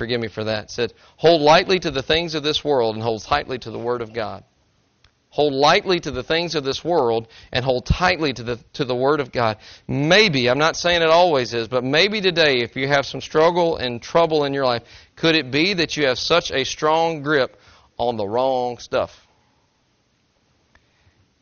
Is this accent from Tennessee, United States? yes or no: yes; Tennessee, United States; I'm from Tennessee